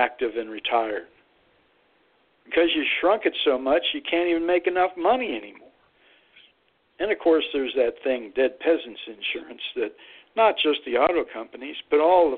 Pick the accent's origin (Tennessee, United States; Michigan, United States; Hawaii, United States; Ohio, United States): Ohio, United States; Youngstown; I grew up in Youngstown, Ohio, about 4 miles from Lordstown.